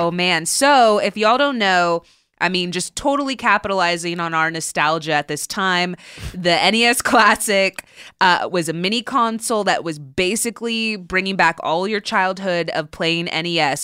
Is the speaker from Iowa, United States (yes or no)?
no; Southern California, United States; I grew up in Southern California